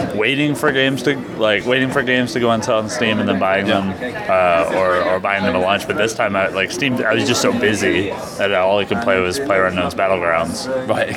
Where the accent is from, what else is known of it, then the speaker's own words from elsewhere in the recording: Vancouver, British Columbia, Canada; I'm from Vancouver, Canada.